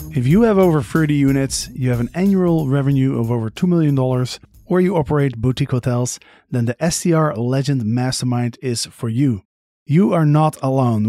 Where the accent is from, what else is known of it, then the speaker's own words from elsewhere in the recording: Netherlands; I'm from Holland